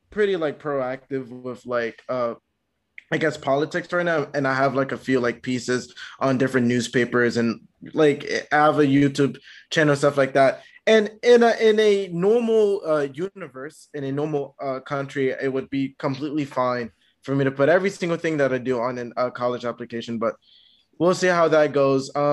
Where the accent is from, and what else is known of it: Canada